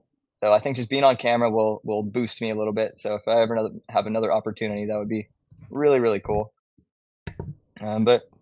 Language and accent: English; Hawaii, United States; moved away as an adult; now in Huntington Beach, United States; born and raised in Hawaii, lived there my whole life up until I was 19.